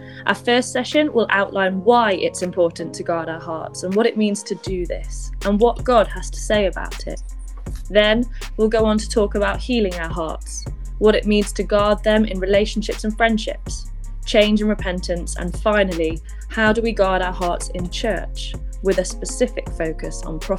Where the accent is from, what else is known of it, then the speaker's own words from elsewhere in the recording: England, United Kingdom; I'm 31 from England